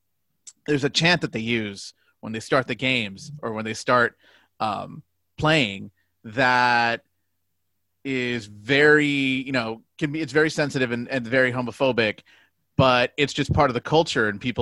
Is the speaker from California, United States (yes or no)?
no; Pharr, Texas, United States; my hometown of Far, Texas